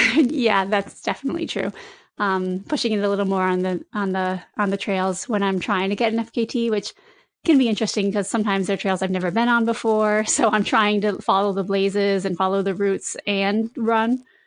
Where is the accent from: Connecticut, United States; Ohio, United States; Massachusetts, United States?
Connecticut, United States; Lebanon; I'm from Lebanon, Connecticut.